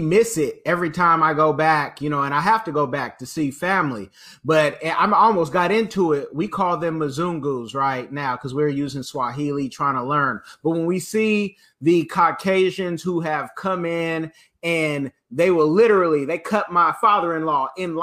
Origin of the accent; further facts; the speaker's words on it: Oakland, California, United States; I'm from Okanda. That's Oakland after you see Black Panther